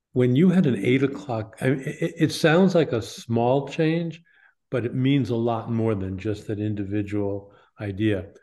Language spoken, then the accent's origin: English; New York, United States; I grew up in New York.